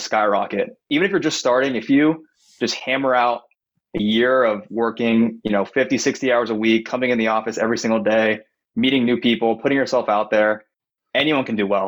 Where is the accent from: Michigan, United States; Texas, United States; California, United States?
California, United States; Bay Area, east of San Francisco; moved away as an adult; now in San Diego, United States; I grew up in the Bay Area, 20 minutes east of San Francisco